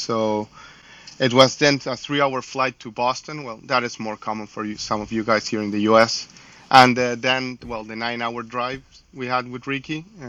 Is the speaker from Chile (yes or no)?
yes; Chile; I come from Chile, South America.